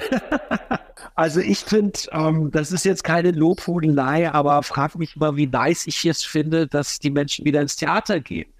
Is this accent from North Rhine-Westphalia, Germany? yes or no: yes; Düsseldorf, North Rhine-Westphalia, Germany; now in Berlin, Germany; bin selber Düsseldorfer